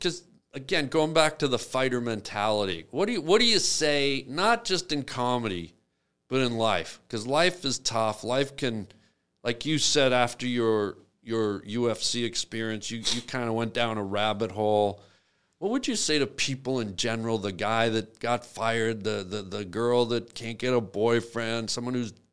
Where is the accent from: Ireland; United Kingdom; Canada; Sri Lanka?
Canada; I'm from Canada. I'm a cop